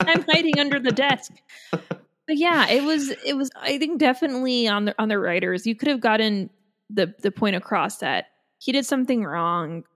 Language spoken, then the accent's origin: English; Ireland; as an Irish person